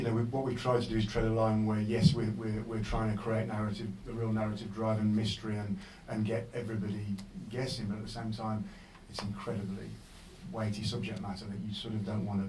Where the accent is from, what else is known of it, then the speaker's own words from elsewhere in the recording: West Midlands, United Kingdom; I'm from Dublin, the West Midlands